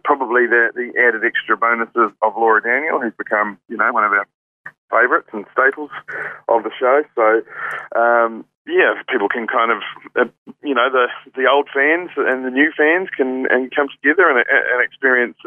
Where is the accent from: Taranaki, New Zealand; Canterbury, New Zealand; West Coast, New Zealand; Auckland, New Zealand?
Taranaki, New Zealand; Hawera; grew up in South Taranaki. I grew up in a little town called Harwar, which is about the same size as Gore.